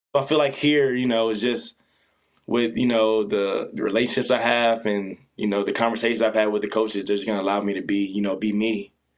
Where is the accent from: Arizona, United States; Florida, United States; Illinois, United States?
Florida, United States; Orlando; also born or lived in Pullman, Washington; now in Tempe, United States; originally I'm from Orlando, Florida